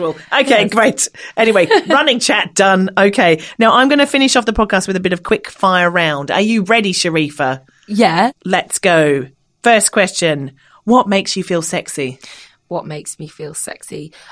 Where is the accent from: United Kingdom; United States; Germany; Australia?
Australia; accent: Australian; it's my accent. Can't blame me. I'm an Australian.